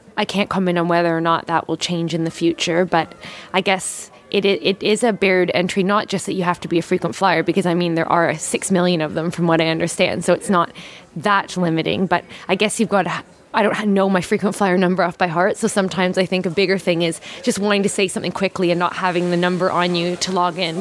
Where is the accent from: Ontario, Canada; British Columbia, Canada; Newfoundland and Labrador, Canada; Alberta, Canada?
Newfoundland and Labrador, Canada; moved away as an adult; also born or lived in Toronto / Heidelberg, Germany / London, England; now in Melbourne, Australia; I'm actually from uh, the east coast of Canada. I was born in Toronto and grew up um, in Newfoundland and went to high school in Toronto